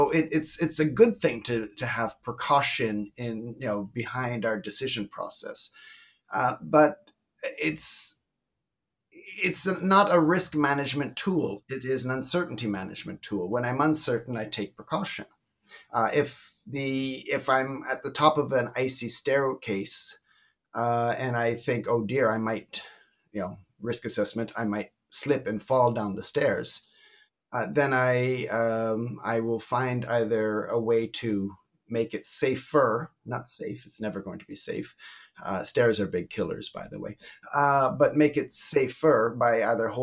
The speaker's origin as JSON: {"language": "English", "country": "Canada", "moved": "yes", "lives_now": "Belgium", "said": "I'm originally Canadian, living in Belgium for the last 40 years"}